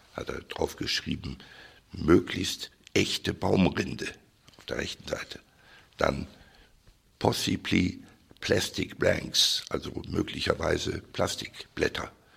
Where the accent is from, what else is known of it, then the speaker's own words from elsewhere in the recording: Cologne, North Rhine-Westphalia, Germany; also born or lived in Düsseldorf; in meiner Heimatstadt Köln